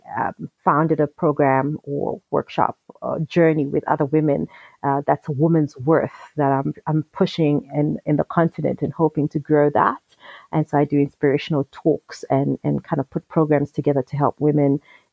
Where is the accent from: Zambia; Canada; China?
Zambia; I am South African because my father is South African, but I grew up in Zambia. My mother is Zambian